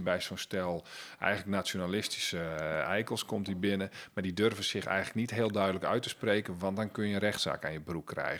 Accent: Friesland, Netherlands; bij ons in Friesland

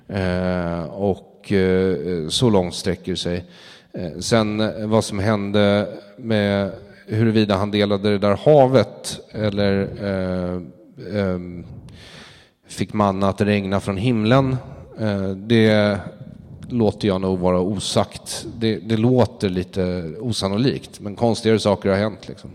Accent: Sweden; jag är ju svensk också

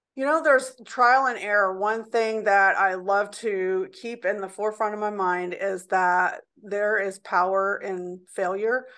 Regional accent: Indianapolis, Indiana, United States; I was born in Indianapolis, Indiana, and I grew up downtown Indianapolis in areas that were called the Valley and Old South Side

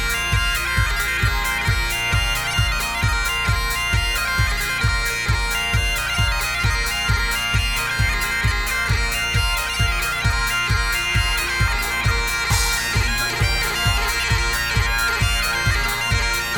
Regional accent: Scotland, United Kingdom; moved away; I am Scottish, but I don't live in Scotland

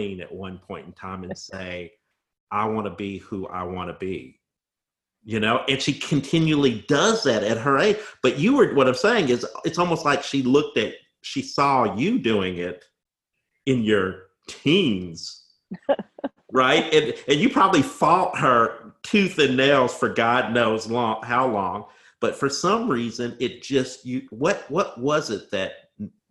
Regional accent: Bloomington, Indiana, United States; accent: Southern Indiana; moved away; I was from Bloomington, Indiana, with my Southern Indiana accent.

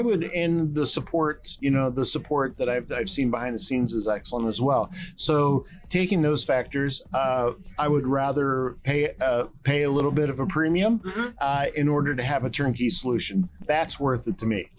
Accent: East Coast, United States; now in Texas, United States; I'm from the East Coast, so things are a little bit done differently here in Texas

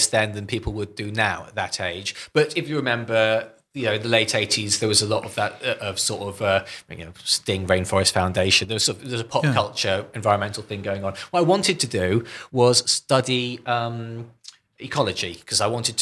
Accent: Northumberland, North East England, United Kingdom; moved away as an adult; also born or lived in Cambridge; I grew up in Northumberland, middle of Northumbrian

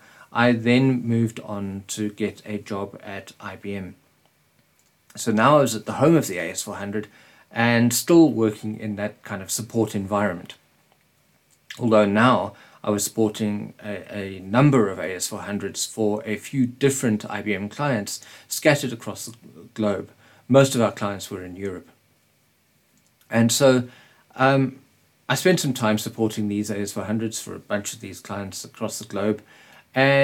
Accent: Springs, Gauteng, South Africa; in Springs, my hometown. Springs is a little town in Gauteng in South Africa.

